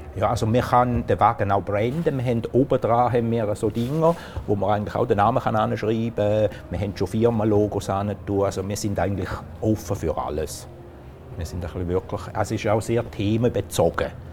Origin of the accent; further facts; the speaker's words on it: Italy; now in Switzerland; als Italiener